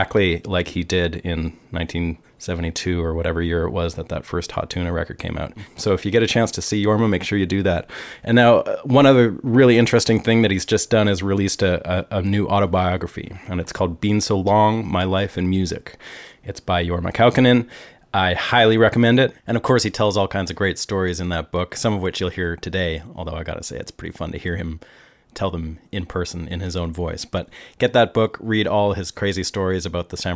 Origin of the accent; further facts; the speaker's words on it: Canada; as a kid growing up in Canada